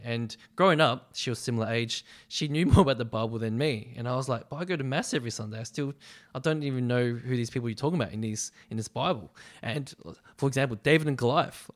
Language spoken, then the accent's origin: English; Melbourne, Victoria, Australia; I was born in Melbourne and I grew up in Melbourne. Um, bit of a Westie, so I grew up in the western suburbs of Melbourne